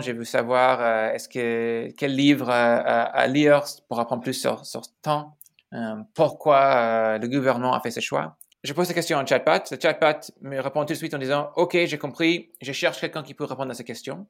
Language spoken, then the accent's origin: French; Chicago, Illinois, United States; French is a second language; moved away as an adult; also born or lived in Silicon Valley, California / San Francisco; je suis né à Chicago, donc je suis Américain